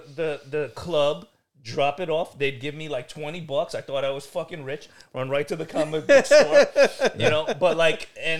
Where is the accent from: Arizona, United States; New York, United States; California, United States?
New York, United States; New York City; I've grown up in Brooklyn